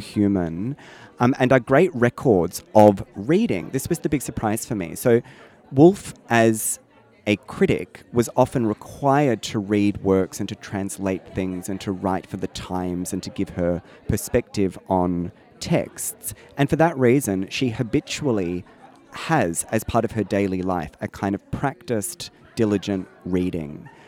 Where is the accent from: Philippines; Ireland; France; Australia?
Australia; that problem that we have in Australia of historically seeing England as where we come from